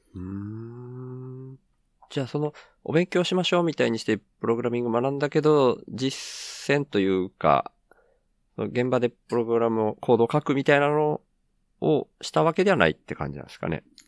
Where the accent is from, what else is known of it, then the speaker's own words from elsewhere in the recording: Miyazaki, Japan; also born or lived in Tokyo; 東京から地元の宮崎に帰ってきて